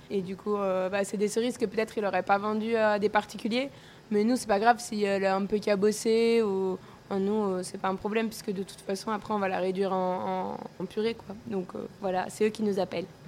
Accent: Corsica, France; chez moi en Corse

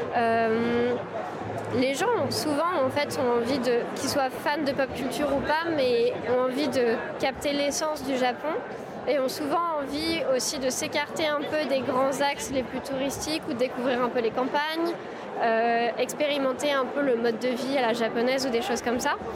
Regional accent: France; on est français

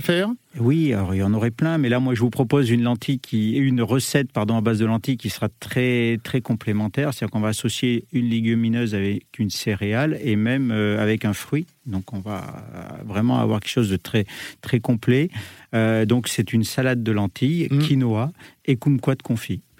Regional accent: Le Puy-en-Velay, Auvergne-Rhône-Alpes, France; moved away as an adult; now in Paris, France

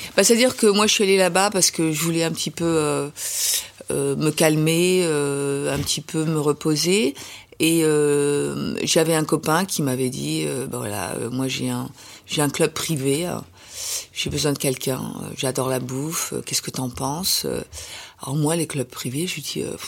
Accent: France; je suis française

